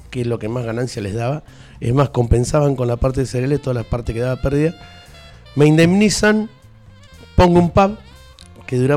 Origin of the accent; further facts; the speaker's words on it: Fernández, Santiago del Estero, Argentina; sí, tenía 18 años en Fernández, mi pueblo. Eh, bueno, en el pueblo...